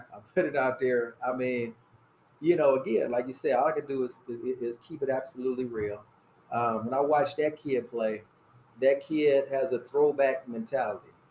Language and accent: English; Fort Wayne, Indiana, United States; I'm from Fort Wayne